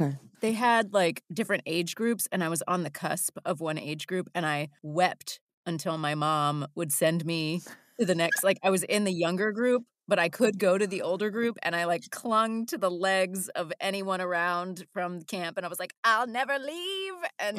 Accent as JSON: {"language": "English", "region": "West Virginia", "country": "United States", "tie": "born or raised there", "also_born_or_lived": "San Diego", "said": "I spent my formative years in West Virginia, but I'm a Navy brat, actually. So for the first, I was born in Virginia Beach"}